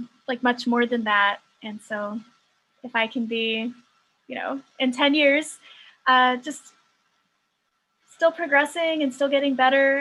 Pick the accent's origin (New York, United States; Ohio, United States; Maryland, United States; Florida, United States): Ohio, United States; Youngstown; I'm just from Youngstown, Ohio